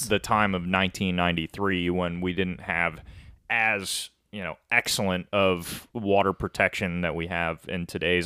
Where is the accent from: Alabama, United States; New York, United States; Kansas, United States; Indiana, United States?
New York, United States; Rochester; where I'm from in Rochester, Lake Ontario is like five minutes outside